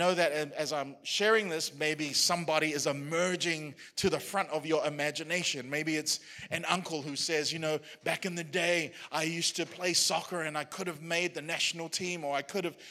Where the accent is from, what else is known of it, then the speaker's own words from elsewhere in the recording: New Zealand; as a New Zealander, as somebody who was born and raised in New Zealand